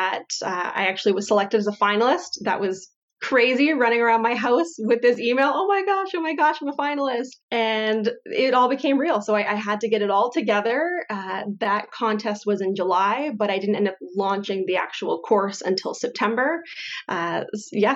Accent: Windsor, Ontario, Canada; moved away as an adult; also born or lived in Calgary; I grew up in the Windsor Essex area

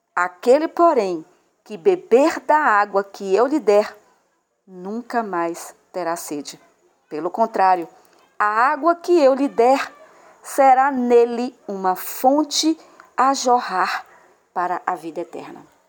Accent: Salvador, Bahia, Brazil; eu sou de Salvador, na Bahia

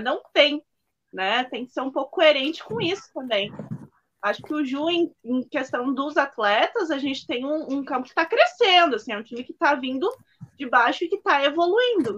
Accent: Farroupilha, Rio Grande do Sul, Brazil; sou aqui de Farroupilha, né, juventudista ali

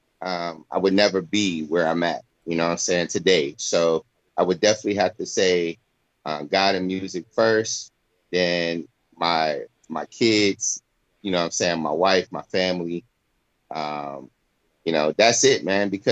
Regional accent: Flint, Michigan, United States; now in Florida, United States; I'm from Flint, Michigan

